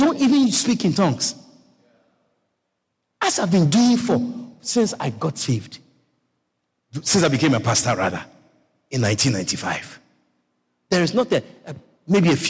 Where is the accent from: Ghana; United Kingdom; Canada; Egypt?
Ghana; also born or lived in Virginia; now in Guyana; Where I come from, where I was born. I was born in Ghana, West Africa. I'm not a Nigerian. I'm a Ghanaian